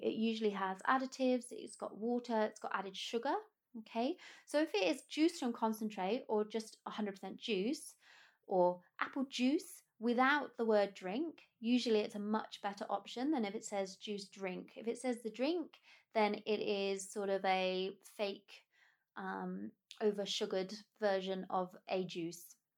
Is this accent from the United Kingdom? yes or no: yes; United Kingdom; being British